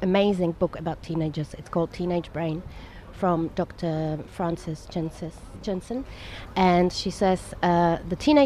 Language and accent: English; Prague, Czechia; now in Dubai, United Arab Emirates; I come from Prague, Czech Republic, which was communist country